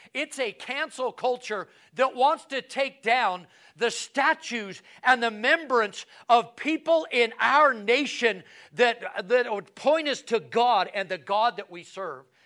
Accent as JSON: {"language": "English", "country": "United States", "said": "as American, as a, as a, as a, a, a, as a pastor"}